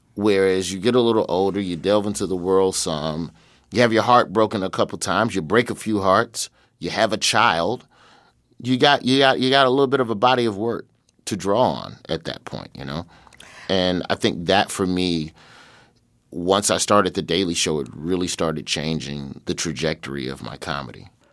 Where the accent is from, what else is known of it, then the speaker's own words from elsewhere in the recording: Birmingham, Alabama, United States; moved away as an adult; also born or lived in Los Angeles; so I grew up in Birmingham, Alabama, uh, on the west side